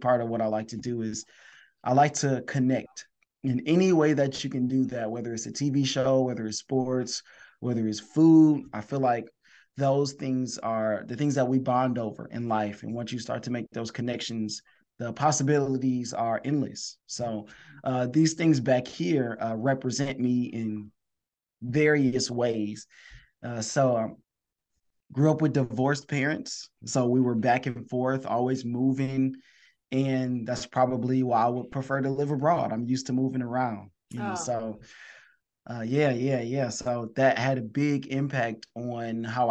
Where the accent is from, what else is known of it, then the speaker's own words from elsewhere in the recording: Detroit, Michigan, United States; I'm from Detroit, Michigan